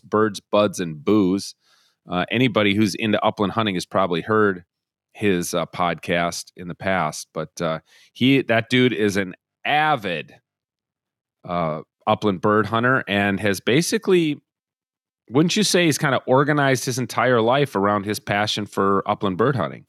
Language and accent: English; Minnesota, United States; growing up in Minnesota